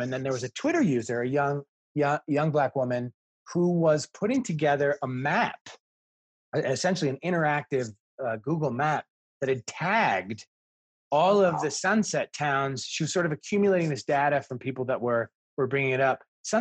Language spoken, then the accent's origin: English; Midwest, United States; I grew up in the Midwest